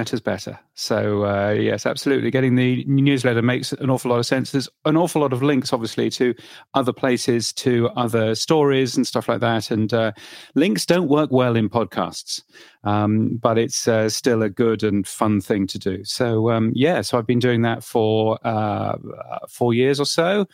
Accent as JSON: {"language": "English", "country": "United Kingdom", "said": "I'm a British person"}